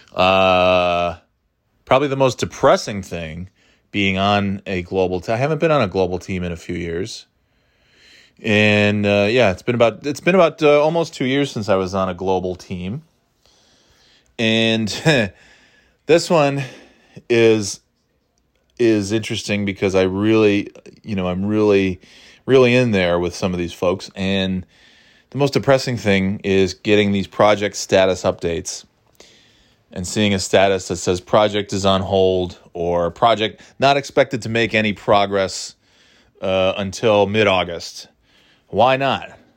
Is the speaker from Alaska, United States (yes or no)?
no; upstate New York, United States; now in New Hampshire, United States; I'm not from New York City. I'm from upstate New York